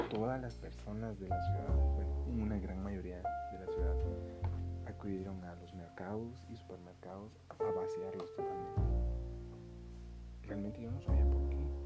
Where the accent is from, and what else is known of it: Guatemala